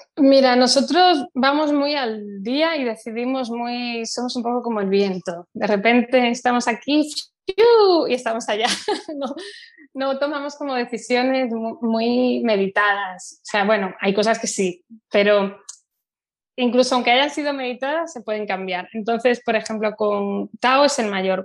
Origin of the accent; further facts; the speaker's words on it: Santiago de Compostela, Galicia, Spain; also born or lived in United States; yo soy de Santiago de Compostela, que antes, cuando yo era niña, era una ciudad muy pequeña